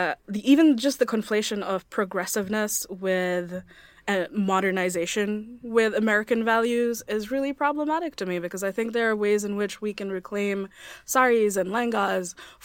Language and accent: English; Bangladesh; I'm from Bangladesh, in South Asia in general, we come in a variety of skin tones.